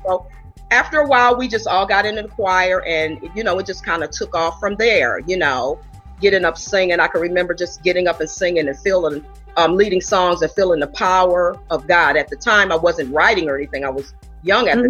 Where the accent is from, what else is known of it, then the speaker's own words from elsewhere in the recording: Buffalo, New York, United States; moved away as an adult; I'm originally from Buffalo, New York